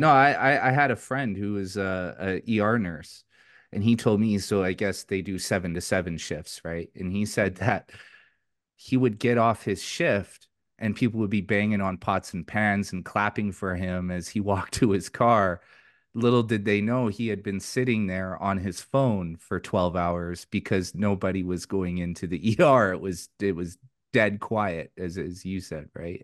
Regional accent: Vancouver, British Columbia, Canada; moved away as an adult; now in Alberta, Canada; I'm from British Columbia, uh, originally from the Vancouver area. I vacated a couple of years ago and came to Alberta

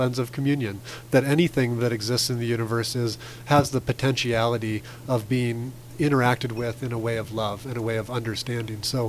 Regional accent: Alaska, United States; I grew up in Alaska, so very aware of the way that oil and coal work

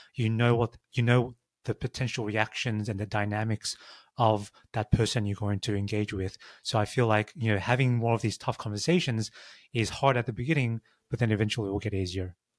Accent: Australia; moved away as an adult; also born or lived in San Francisco; I grew up in Australia.

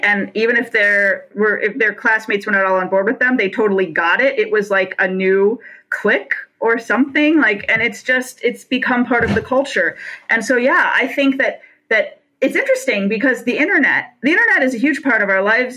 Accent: Detroit, Michigan, United States; I come from a Rust Belt. I'm from Detroit.

